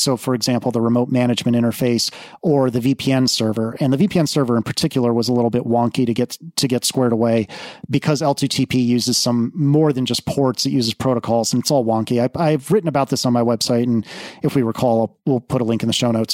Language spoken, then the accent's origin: English; East Coast, United States; moved away; also born or lived in Midwest / Austin, Texas; I grew up on the East Coast. I spent some time in the Midwest, but I have never lived west of, geez, I think Austin, Texas is probably as far west as I've ever lived.